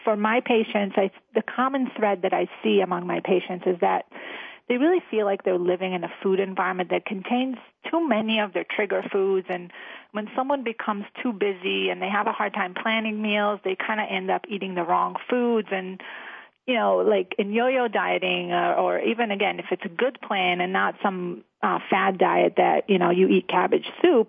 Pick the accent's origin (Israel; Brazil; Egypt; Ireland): Israel; moved away; I grew up in Israel